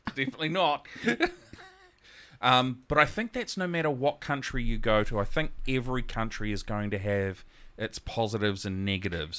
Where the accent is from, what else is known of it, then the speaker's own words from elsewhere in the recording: Gisborne, New Zealand; also born or lived in Auckland / Helensville; now in Whangarei, New Zealand; I'm originally from Gisborne